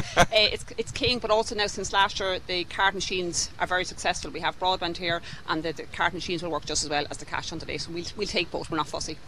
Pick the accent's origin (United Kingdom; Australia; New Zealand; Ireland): Ireland; Kildare, Leinster; also born or lived in Piltown area, County Kilkenny; now in County Kilkenny, Ireland; from Kildare, and I'm down here 20 odd years